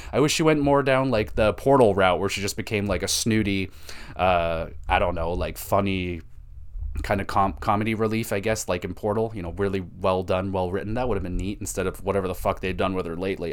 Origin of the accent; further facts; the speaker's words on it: Canada; as a Canadian